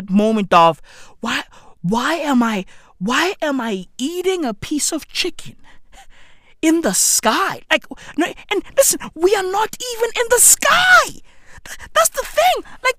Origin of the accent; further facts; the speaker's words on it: Johannesburg, Gauteng, South Africa; I'm from the East End of Johannesburg, and I've achieved nothing.